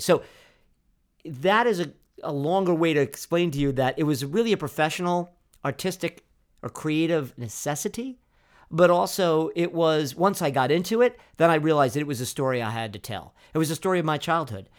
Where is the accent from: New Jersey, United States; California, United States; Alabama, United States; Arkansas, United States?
New Jersey, United States; Freehold; also born or lived in Bronx, New York; we moved from the Bronx, New York, to Freehold, New Jersey in nineteen seventy-two